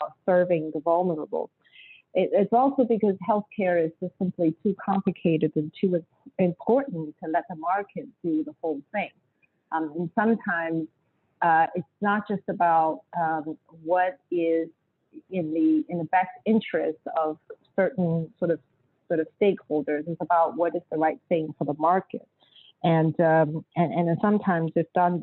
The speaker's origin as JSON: {"language": "English", "country": "China", "also_born_or_lived": "Beijing / Ann Arbor, Michigan", "moved": "as an adult", "lives_now": "United States", "said": "I'm an immigrant from China. So the first time I landed in this country in 1994 as a new graduate student"}